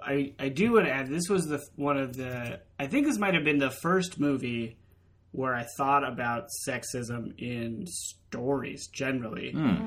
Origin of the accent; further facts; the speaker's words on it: California, United States; moved away; I grew up in California where everybody just loves each other.